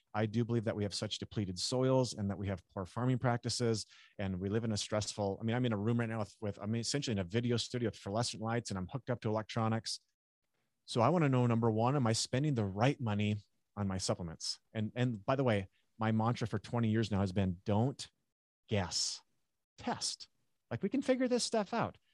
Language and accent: English; North Dakota, United States; I grew up in North Dakota